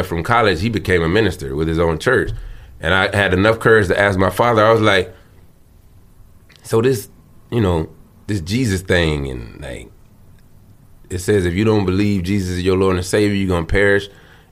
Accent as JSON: {"language": "English", "region": "the South", "country": "United States", "tie": "born or raised there", "said": "I grew up in the South, church"}